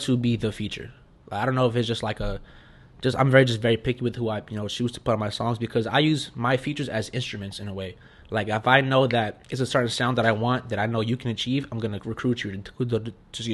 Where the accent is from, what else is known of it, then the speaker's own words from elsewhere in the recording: Tampa, Florida, United States; also born or lived in Bronx, New York; I'm from the Bronx, New York, but I was pretty much raised here in Tampa